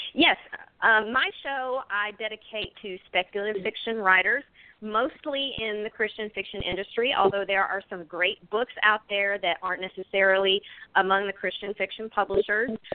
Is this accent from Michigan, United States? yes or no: no; Pace, Florida, United States; also born or lived in Houston, Texas; I'm actually from Houston, and I was raised in Pace